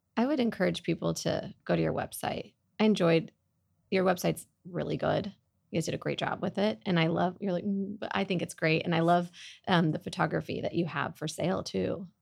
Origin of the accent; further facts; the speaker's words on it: Oklahoma, United States; now in Dallas, United States; I grew up in Oklahoma